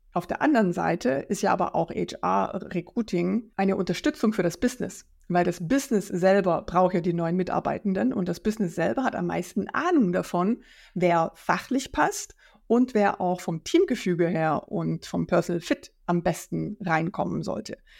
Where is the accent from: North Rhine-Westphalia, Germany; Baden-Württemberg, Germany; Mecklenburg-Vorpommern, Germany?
Baden-Württemberg, Germany; Black Forest; moved away as an adult; also born or lived in Worms / Rhine-Main area; now in Frankfurt am Main, Germany; Ich komme aus dem Schwarzwald ähm, und bin ein Arbeiterkind